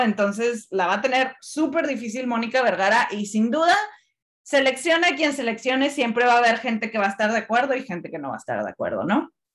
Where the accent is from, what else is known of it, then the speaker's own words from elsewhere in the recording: Monterrey, Nuevo León, Mexico; yo siendo regia, pues me da mucho orgullo. Claro que me da orgullo. Me encanta que mi ciudad esté siendo un centro para el fútbol femenil